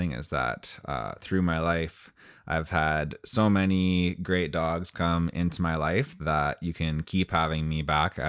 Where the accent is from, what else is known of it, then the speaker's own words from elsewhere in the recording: Timmins, Ontario, Canada; Our house backed onto the woods where I grew up in Timmins, and it gets pretty cold there.